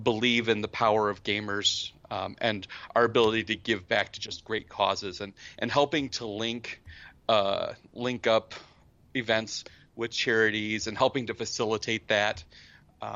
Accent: United States; I'm from the States

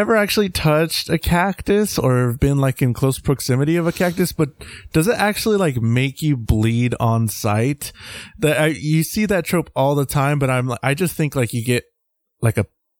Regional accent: Texas, United States; I'm Texan.

